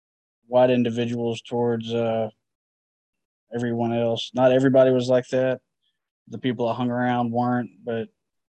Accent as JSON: {"language": "English", "region": "Northeast Arkansas", "country": "United States", "tie": "born or raised there", "moved": "yes", "lives_now": "Mississippi, United States", "said": "I grew up in Northeast Arkansas in the Delta, and it was more racist than where I currently live, noticeably more so."}